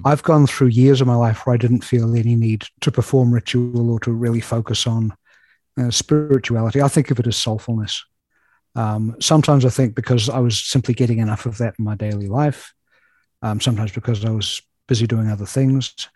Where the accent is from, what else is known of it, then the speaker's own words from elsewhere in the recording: New Zealand; moved away as an adult; now in Chicago, United States; I have a peculiar accent, which you may already have noticed. And that's because I was born and raised in New Zealand.